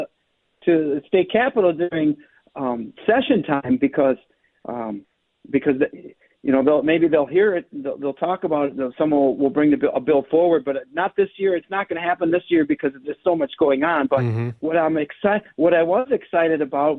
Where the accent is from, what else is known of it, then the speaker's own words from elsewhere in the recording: Becker, Minnesota, United States; I grew up in Becker